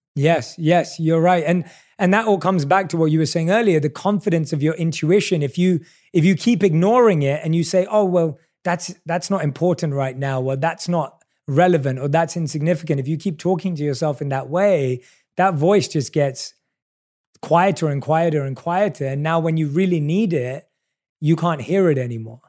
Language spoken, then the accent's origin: English; London, United Kingdom; I obviously was born and raised in London